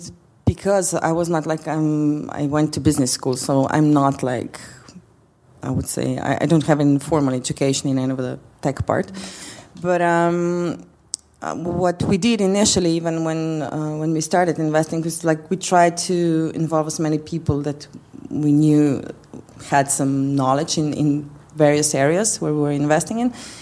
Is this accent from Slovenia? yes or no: yes; Slovenia; moved away as an adult; now in Skopje, North Macedonia; I was born still in Yugoslavia